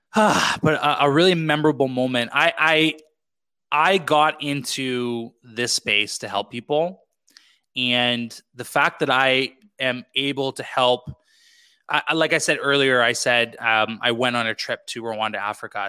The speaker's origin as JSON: {"language": "English", "region": "British Columbia", "country": "Canada", "tie": "born or raised there", "also_born_or_lived": "Quebec", "moved": "as an adult", "said": "back into BC, uh, British Columbia, Canada, where I grew up"}